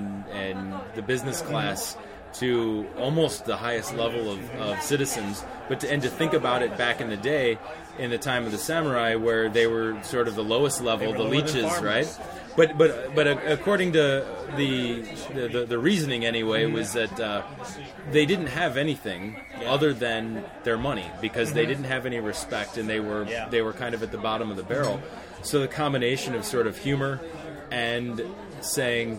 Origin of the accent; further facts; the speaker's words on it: Missouri, United States; moved away as an adult; also born or lived in Chicago; now in Japan; I'm from Missouri